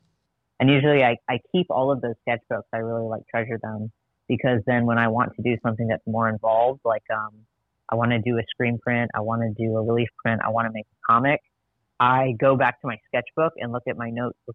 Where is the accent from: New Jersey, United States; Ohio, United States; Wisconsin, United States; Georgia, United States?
Wisconsin, United States; Madison; I grew up in Madison, Wisconsin